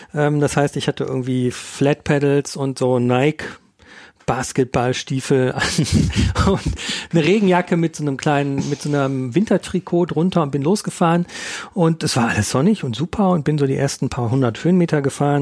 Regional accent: Ruhr area, North Rhine-Westphalia, Germany; now in Munich, Germany; ich komme aus dem Ruhrgebiet ursprünglich

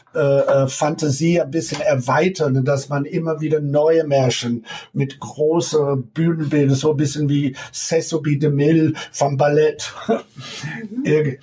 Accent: United States; German is a second language; moved away as an adult; also born or lived in New York, United States; now in Pforzheim, Germany; ich komme aus Amerika, ich komme aus äh, äh Washington D.C., Virginia, Maryland, habe studiert in New York, habe ich 20 Jahre in New York gelebt

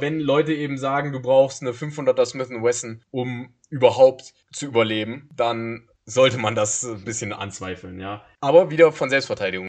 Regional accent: Germany; wir als Deutsche

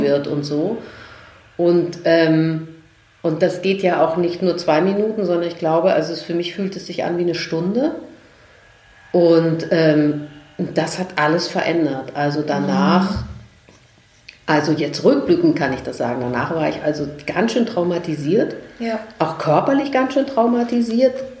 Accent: Vienna, Austria; ich komme ja aus Österreich, ich bin Wienerin

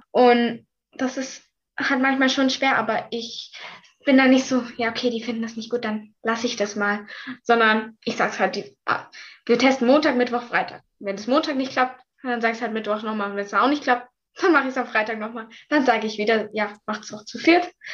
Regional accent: Mühlacker, Baden-Württemberg, Germany; bei uns in Mühlacker

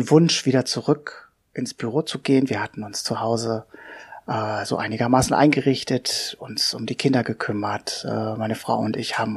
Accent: Hanover, Lower Saxony, Germany; Wer bin ich? Ja … ich bin 46 äh, Jahre alt, ich komme aus Hannover.

